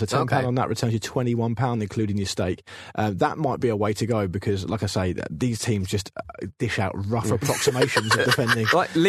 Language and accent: English; Hartlepool, North East England, United Kingdom; growing up in Hartlepool